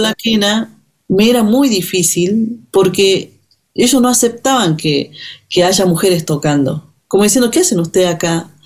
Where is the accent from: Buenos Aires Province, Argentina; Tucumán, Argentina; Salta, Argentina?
Salta, Argentina; Finca Santiago, Iruya; moved away; Yo nací en la comunidad indígena de Finca Santiago, que queda en el departamento de Irulla, en la provincia de Salta